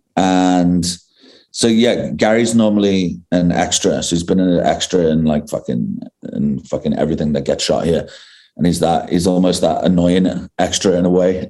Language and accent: English; England, United Kingdom; now in South Africa; I grew up in I grew up in England